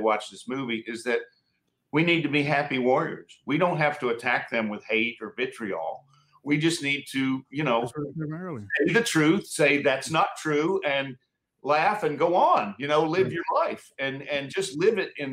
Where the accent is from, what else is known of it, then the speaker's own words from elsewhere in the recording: mountains of North Carolina, United States; now in California, United States; I'm from Carolina. I grew up in the mountains of North Carolina.